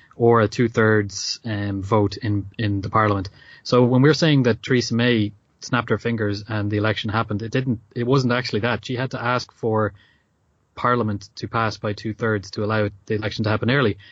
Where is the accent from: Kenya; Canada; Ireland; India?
Ireland; as an Irish person